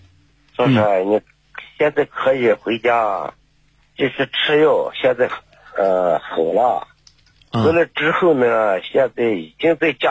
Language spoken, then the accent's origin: Chinese; Ningxia, China; 我是宁夏的。